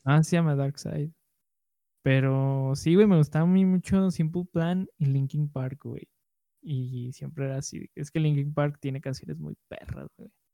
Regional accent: Mexico; first language Spanish; nuestra cultura mexicana, a nuestra, a nuestra lengua nativa

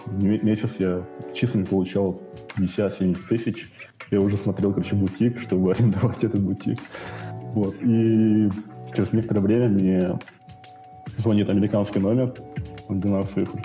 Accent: Karaganda, Karaganda Region, Kazakhstan; Я с Караганды. Из Караганды мне 24 года

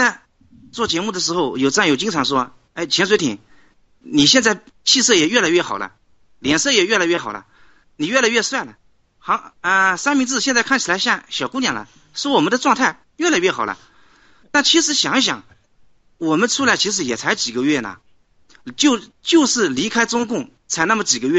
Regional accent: China; 我们中国人一旦脱离了中共，几个月这个人的面貌就能发生翻天覆地的变化。

